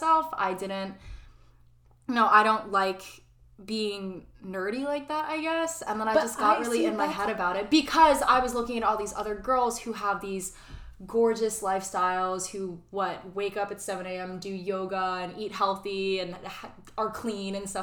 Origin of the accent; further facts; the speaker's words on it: Monroe, United States; Christine and I growing up in Monroe, which is a white community